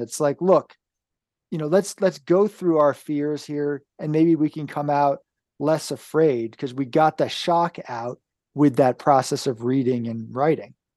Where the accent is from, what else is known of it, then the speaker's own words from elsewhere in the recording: downstate New York, United States; moved away; I come from New York State originally, downstate